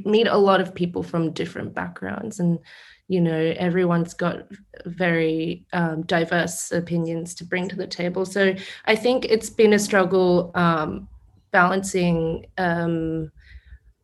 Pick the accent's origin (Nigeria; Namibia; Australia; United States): Australia; Brisbane, Queensland; I grew up in Brisbane